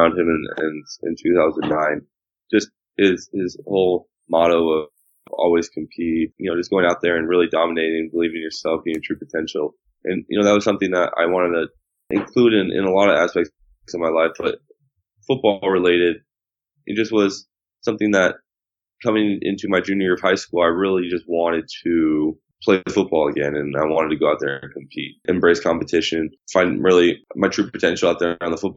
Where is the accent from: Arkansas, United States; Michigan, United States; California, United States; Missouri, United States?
California, United States; Southern; growing up in Southern California